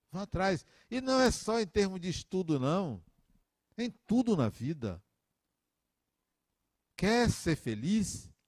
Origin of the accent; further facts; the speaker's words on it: Salvador, Bahia, Brazil; also born or lived in Acajutiba; 1964, dia 26 de janeiro de 1964, a família migrou da metrópole onde eu nasci, chamada Acajutiba, para Salvador. Migramos.